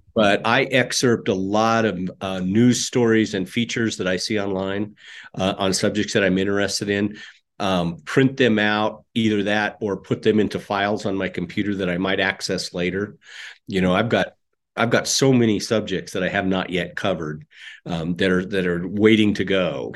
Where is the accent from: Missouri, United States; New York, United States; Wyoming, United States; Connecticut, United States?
Wyoming, United States; Casper; I grew up in Wyoming in, uh, Casper, Wyoming